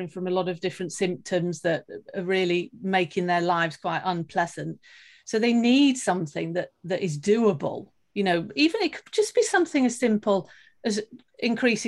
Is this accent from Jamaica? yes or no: no; United Kingdom; now in Sweden; I live in Sweden at the moment, but I am actually British.